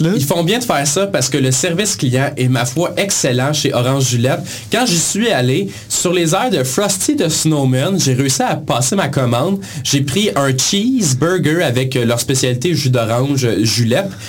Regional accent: Granby, Quebec, Canada; on vient de Granby

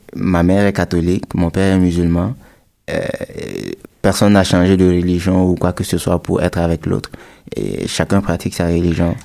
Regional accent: Burkina Faso; chez nous au Burkina

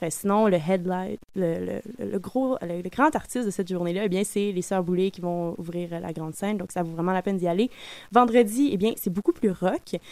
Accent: North Shore, Quebec, Canada; je viens de la Rive-Nord

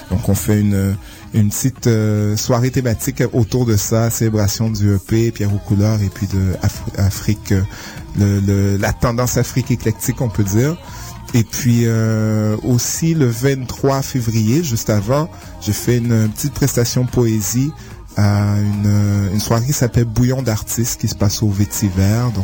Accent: Haiti; born there; Oui, exactement. Oui, je suis né en Haïti.

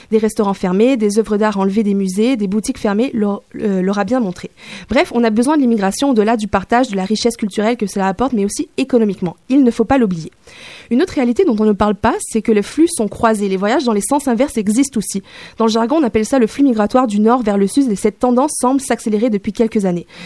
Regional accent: Guinea; moved away; also born or lived in Hanoi, Vietnam; J'ai grandi en Guinée-Conakry, mais après, il y avait la guerre au Sierra Leone et la frontière était envahie de rebelles, donc on a quitté pour Hanoï, c'est au Vietnam.

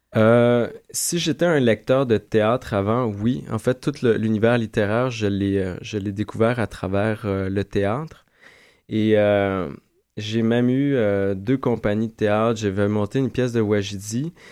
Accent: Quebec, Canada; j'ai vraiment défini mon identité en tant que Québécois

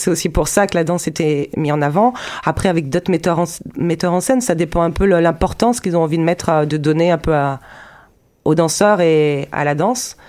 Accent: France; also born or lived in Zurich; chez nous, en France

